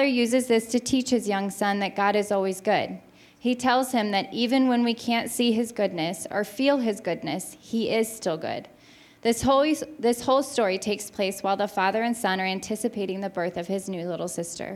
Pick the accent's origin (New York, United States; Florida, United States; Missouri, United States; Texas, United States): Missouri, United States; St. Louis; also born or lived in Kirksville, Missouri; I grew up in West County, in a West County church